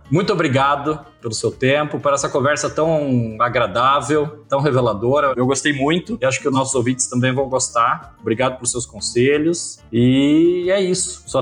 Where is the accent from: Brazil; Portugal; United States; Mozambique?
Brazil; Bahia; Eu sou baiano.